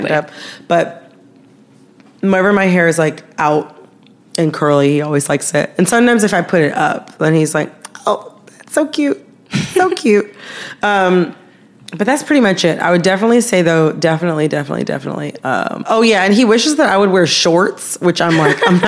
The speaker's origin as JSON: {"language": "English", "town": "Farmington Hills", "region": "Michigan", "country": "United States", "tie": "born or raised there", "said": "my hometown, Farmington Hills, Michigan"}